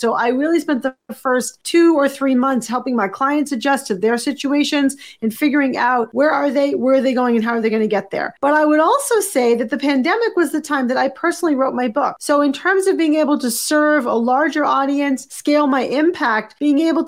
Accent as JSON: {"language": "English", "town": "Boston", "region": "Massachusetts", "country": "United States", "also_born_or_lived": "New York City", "moved": "as an adult", "lives_now": "Montclair, United States", "said": "I'm from Boston originally"}